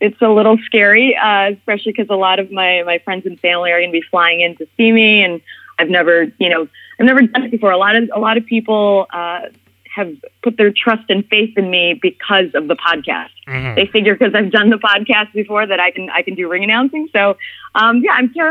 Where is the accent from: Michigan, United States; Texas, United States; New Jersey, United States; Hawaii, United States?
New Jersey, United States; moved away; also born or lived in Chicago; I grew up in Jersey. I spent about 13 years in Jersey